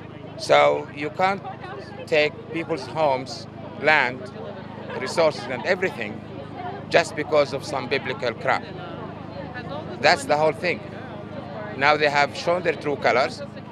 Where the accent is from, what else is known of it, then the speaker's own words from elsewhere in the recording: Gaza, Gaza Strip, Palestine; now in Australia; I'm from Gaza.